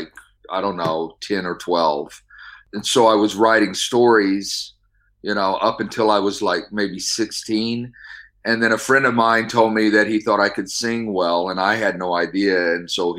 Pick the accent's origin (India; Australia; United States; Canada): United States; Midwest; moved away as an adult; now in California, United States; I'm originally from the Midwest, and I moved to out here to California about 15 years ago with my wife